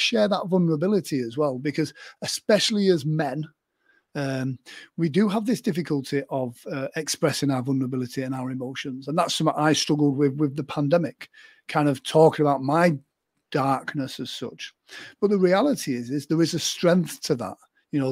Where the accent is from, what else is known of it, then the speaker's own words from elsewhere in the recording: England, United Kingdom; I'm English